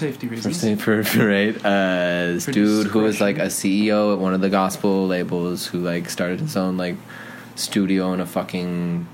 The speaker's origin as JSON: {"language": "English", "town": "Denver", "region": "Colorado", "country": "United States", "tie": "born or raised there", "also_born_or_lived": "New York", "moved": "as an adult", "said": "I grew up in Denver, but again, like I spent my whole life kind of going in between the two."}